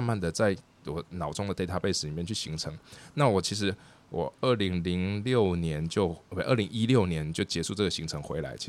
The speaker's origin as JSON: {"language": "Chinese", "town": "Taichung", "country": "Taiwan", "tie": "born or raised there", "also_born_or_lived": "Amsterdam, Netherlands / Shanghai, China", "moved": "as an adult", "said": "我是在台中的台中出生长大。"}